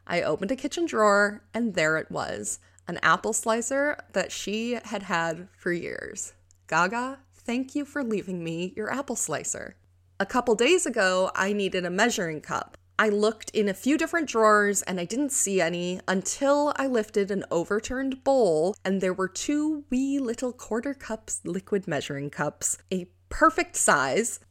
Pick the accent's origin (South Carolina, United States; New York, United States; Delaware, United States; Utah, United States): New York, United States; moved away as an adult; also born or lived in Colorado; I recently moved from Colorado back to my home state of New York